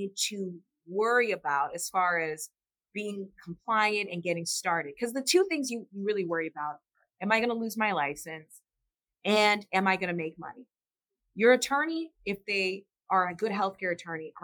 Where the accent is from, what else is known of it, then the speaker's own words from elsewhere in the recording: Illinois, United States; I'm from Illinois